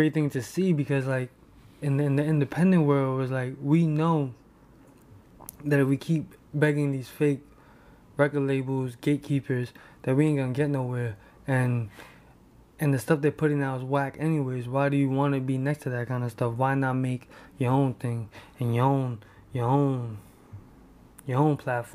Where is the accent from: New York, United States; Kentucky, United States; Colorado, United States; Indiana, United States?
New York, United States; New York City; I'm from Hell's Kitchen. So, like, we lived right next to, you know, labels